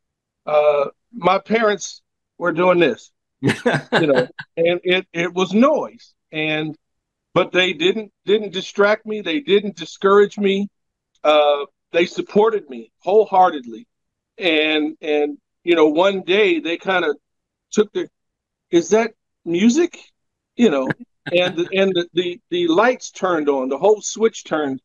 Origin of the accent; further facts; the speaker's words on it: Omaha, Nebraska, United States; moved away as an adult; now in Los Angeles, United States; I was born and raised in Omaha